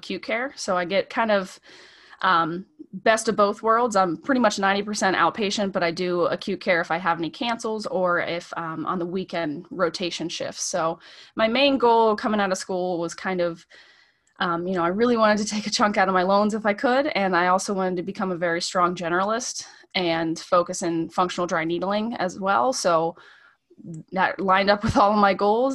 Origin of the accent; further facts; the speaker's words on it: near Slippery Rock University, Pennsylvania, United States; moved away as an adult; now in Virginia, United States; It was not far from my hometown